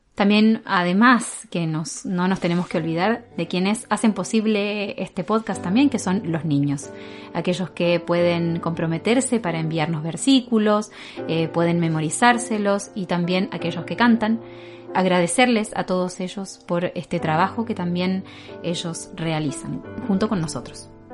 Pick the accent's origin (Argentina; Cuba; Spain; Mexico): Argentina; accent: Argentine; moved away as an adult; now in Valparaíso, Chile; Y yo soy de Argentina eh, tal vez se nota por el acento un poco diferente.